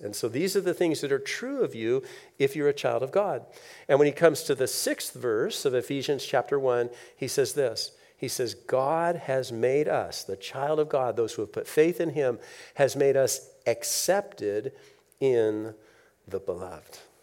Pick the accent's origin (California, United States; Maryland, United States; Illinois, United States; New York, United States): California, United States; Southern; moved away; I grew up in Southern California